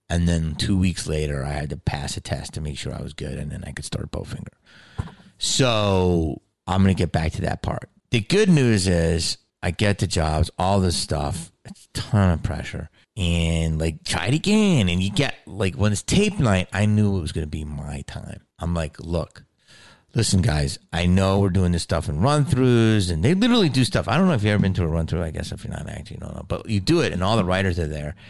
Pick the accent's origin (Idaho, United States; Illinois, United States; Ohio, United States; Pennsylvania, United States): Pennsylvania, United States; Delco; accent: Delco; moved away; I'm from Delco